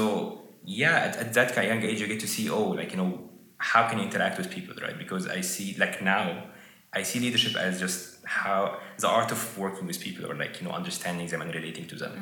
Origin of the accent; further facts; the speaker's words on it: Egypt; moved away; from Egypt.